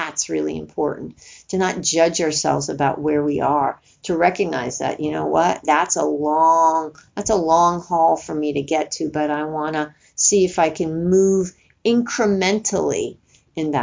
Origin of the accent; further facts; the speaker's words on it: Northeast, United States; moved away; where I grew up in East Coast and, you know, the Northeast